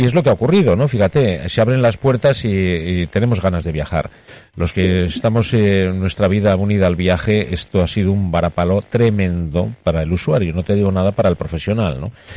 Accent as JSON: {"language": "Spanish", "country": "Spain", "said": "lo orgulloso que estoy de, de mi tierra, de mi gente, de, de donde estoy"}